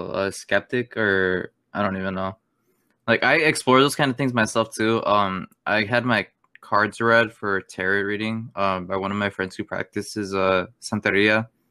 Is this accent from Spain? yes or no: yes; Spain; born there; I was born in Spain. Yeah, that's all I'm willing to say.